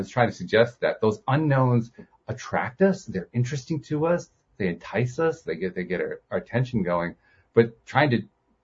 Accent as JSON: {"language": "English", "town": "Hartford", "region": "Connecticut", "country": "United States", "said": "I'm from Hartford, Connecticut area"}